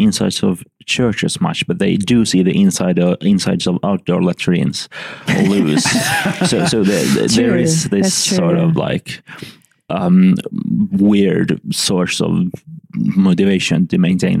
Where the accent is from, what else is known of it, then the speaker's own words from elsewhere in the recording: Helsinki, Uusimaa, Finland; I'm from Helsinki.